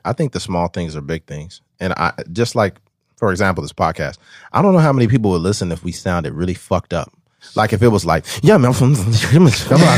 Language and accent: English; Bakersfield, California, United States; I'm from Bakersfield releasing a podcast